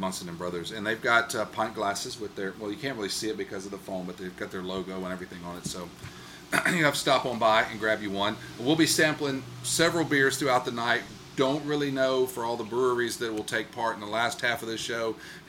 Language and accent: English; Mississippi, United States; growing up in Mississippi, I guess I was always surrounded by the blues